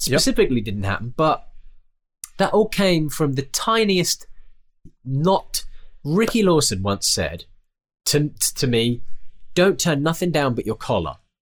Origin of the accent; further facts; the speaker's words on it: United Kingdom; it's very different in the United Kingdom. We're very, uh, we're very British about it all